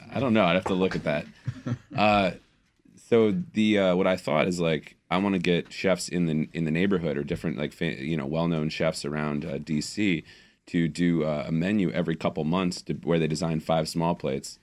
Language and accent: English; Detroit, Michigan, United States; moved away; a park I used to go to as a kid when I was growing up in Detroit